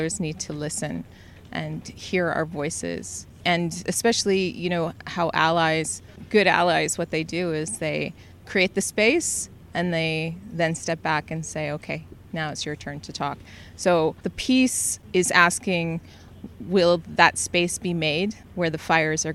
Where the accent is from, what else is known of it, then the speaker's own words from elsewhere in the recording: Selkirk, Manitoba, Canada; I'm from Selkirk, so that had a meaningful relationship with me because my father's family was part of Peguis First Nations